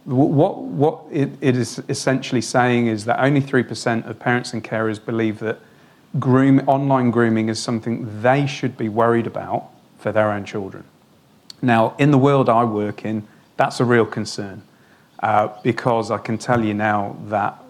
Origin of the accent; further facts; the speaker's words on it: Wales, United Kingdom; moved away as an adult; now in Australia; I'm from Wales